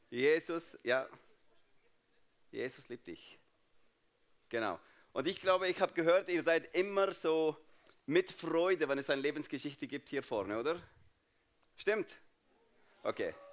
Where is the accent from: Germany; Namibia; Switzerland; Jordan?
Jordan; German is a second language; So, ich bin Palästinenser, aber nicht in Palästina aufgewachsen, nicht in Israel aufgewachsen, sondern in Jordanien. Jordanien, warum? Weil 1967 meine Familie geflüchtet von Jerusalem nach Jordanien.